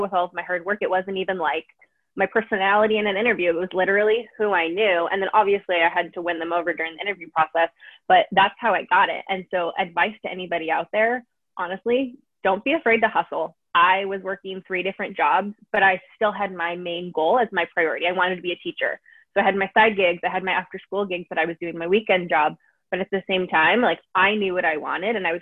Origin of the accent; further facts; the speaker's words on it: San Diego, California, United States; I grew up in San Diego my whole life. I still live here